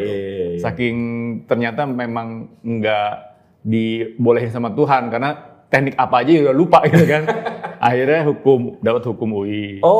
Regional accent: South Jakarta, Jakarta, Indonesia; Tapi saya asli anak Jakarta ah. dan asli anak Jaksel.

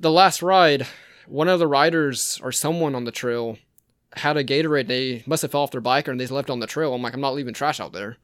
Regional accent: Rincon, Georgia, United States; also born or lived in Savannah, Georgia; I'm from Savannah, Georgia originally, but I lived out in Rincon most of my life.

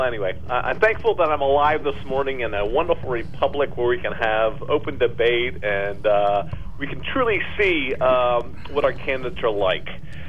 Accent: United States; as an American

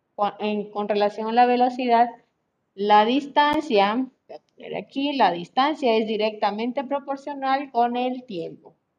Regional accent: Colombia; now in Mexico; yo soy de Colombia

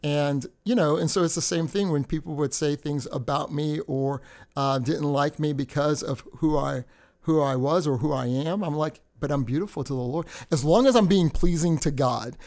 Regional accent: United States; also born or lived in Indiana; I was brought up in a culture of being American, but then the Trinidadian roots

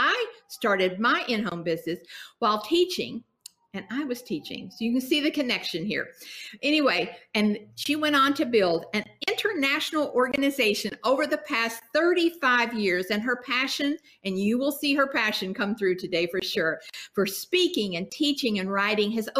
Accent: Kentucky, United States; I am from Kentucky

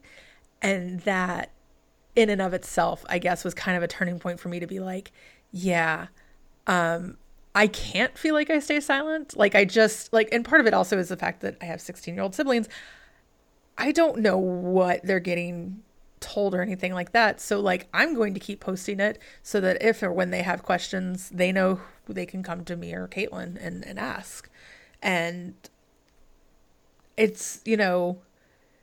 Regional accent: the South, United States; I am from the South, I very Southern family

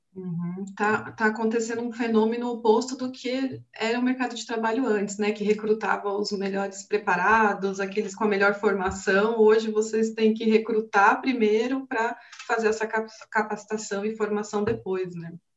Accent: Brazil

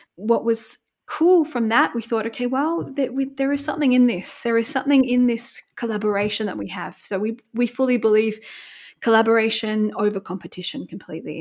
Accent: Bermagui, New South Wales, Australia; moved away as an adult; now in Munich, Germany; I'm originally from Australia, so a very small town called Bermagui, which is south of Sydney

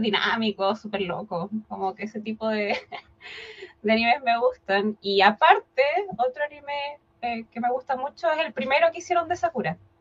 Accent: Chile; yo soy de Chile, estoy actualmente viviendo en la capital de Santiago

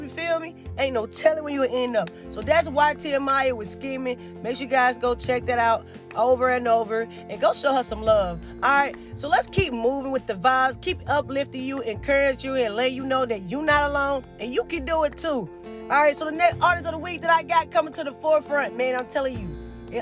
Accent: Mississippi, United States; I'm from Mississippi

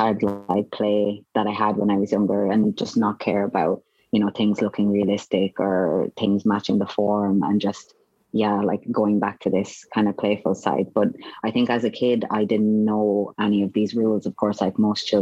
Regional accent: Roscrea, Munster, Ireland; moved away; Ross Gray. So it's just a very small town

